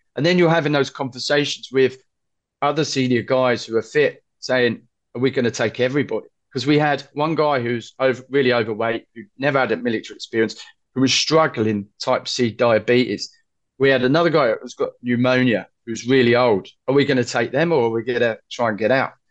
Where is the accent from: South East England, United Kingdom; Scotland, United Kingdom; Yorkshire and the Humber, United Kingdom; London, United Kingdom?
London, United Kingdom; I said, "London."